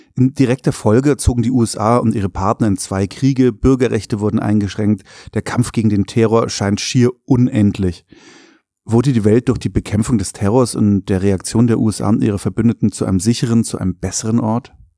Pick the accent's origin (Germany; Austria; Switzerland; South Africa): Germany; Bavaria; Ich als Bayer